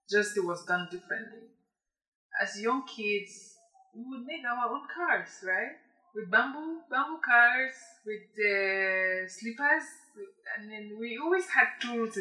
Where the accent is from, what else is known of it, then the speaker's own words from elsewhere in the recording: Bamenda, Northwest Region, Cameroon; also born or lived in Bali / Boyo / Banso; I grew up in Bamenda. I was born in Bamenda